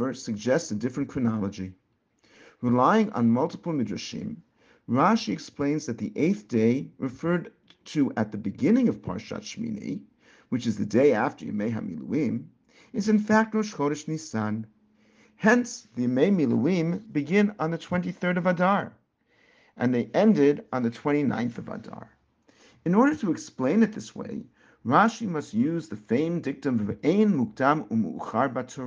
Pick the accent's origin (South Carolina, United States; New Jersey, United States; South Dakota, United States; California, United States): New Jersey, United States; Teaneck; Growing up in Teaneck, New Jersey, and it was a very different place more years ago than I care to admit, our shul